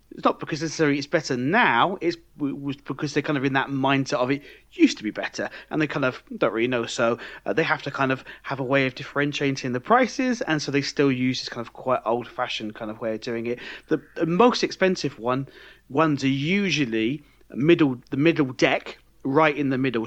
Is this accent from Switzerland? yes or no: no; United Kingdom; now in France; I'm British